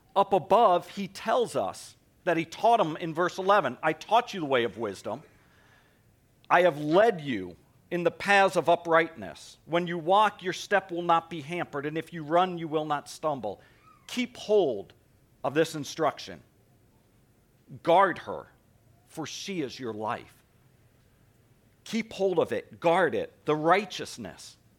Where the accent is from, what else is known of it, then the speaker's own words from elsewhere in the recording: East Coast, United States; moved away; I grew up on the East Coast, so it was a shock to me when I moved out here